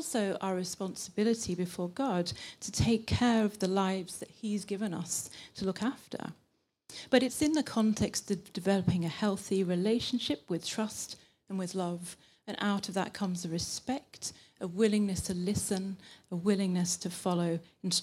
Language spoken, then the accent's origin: English; England, United Kingdom; accent: British English; moved away as an adult; now in Linköping, Sweden; I'm from England, but I've been here nearly 10 years.